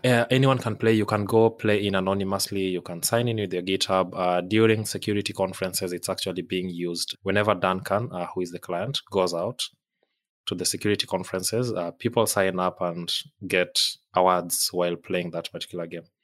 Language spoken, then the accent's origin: English; Kenya; moved away; I'm from Kenya originally.